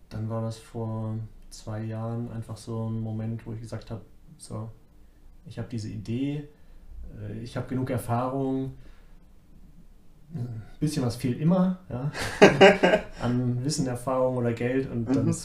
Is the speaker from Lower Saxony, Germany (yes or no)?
yes; Braunschweig, Lower Saxony, Germany; moved away as an adult; also born or lived in Dresden / Mannheim; now in Munich, Germany; Braunschweig, mhm. so meine Heimat. Und habe lange in Dresden studiert, dort auch gearbeitet ja, mal ein Jahr in Mannheim gearbeitet, wieder in Dresden gearbeitet.